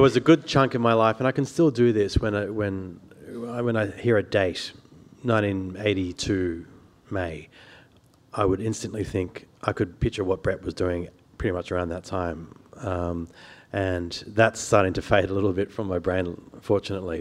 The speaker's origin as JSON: {"language": "English", "town": "Sydney", "region": "New South Wales", "country": "Australia", "tie": "born or raised there", "said": "I grew up on the North Shore, the lower North Shore of Sydney"}